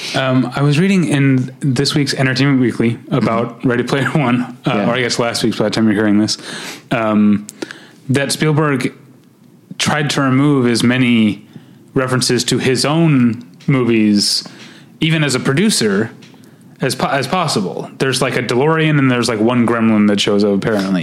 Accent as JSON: {"language": "English", "region": "Missouri", "country": "United States", "tie": "born or raised there"}